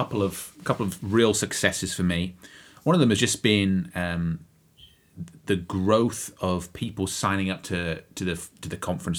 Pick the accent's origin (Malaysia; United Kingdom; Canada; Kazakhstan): United Kingdom; Bury St Edmunds, East of England; moved away; I'm going to my hometown of Bury St Edmunds in Suffolk, England.